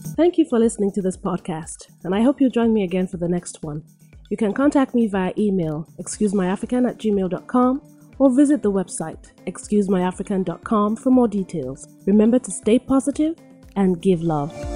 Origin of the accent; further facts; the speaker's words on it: Nigeria; moved away; I was born and raised in Africa, in Nigeria